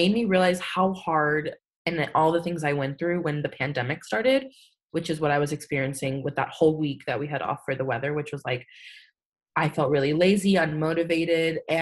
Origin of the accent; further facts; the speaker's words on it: San Antonio, Texas, United States; also born or lived in Austin, Texas; I'm from San Antonio, Texas.